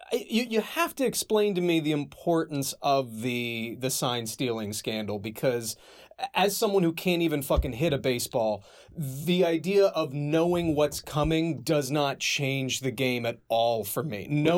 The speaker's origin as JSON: {"language": "English", "region": "South Florida", "country": "United States", "said": "I'm from South Florida too."}